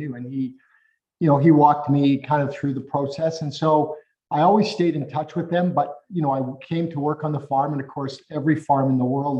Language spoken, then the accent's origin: English; Calgary, Alberta, Canada; moved away as an adult; also born or lived in Edmonton; I'm also from, born and raised in Calgary